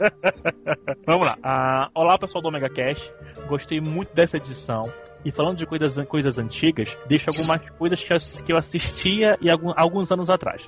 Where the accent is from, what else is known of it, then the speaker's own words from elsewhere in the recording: Belém, Pará, Brazil; Eu sou de Belém